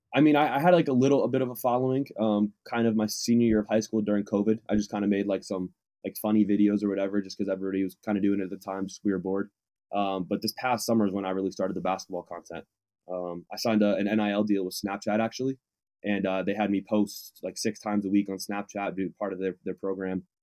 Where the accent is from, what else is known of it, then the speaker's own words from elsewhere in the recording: Waterbury, Connecticut, United States; moved away as an adult; also born or lived in Southern California; now in Claremont, United States; I'm from Waterbury, Connecticut, but I go to school here in Southern California